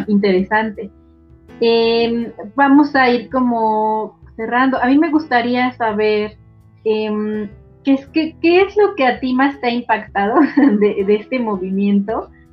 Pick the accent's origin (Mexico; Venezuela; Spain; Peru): Mexico; somos mexicanos